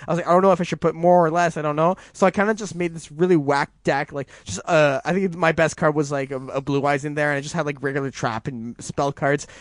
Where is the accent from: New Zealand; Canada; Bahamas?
Canada; I'm so Canadian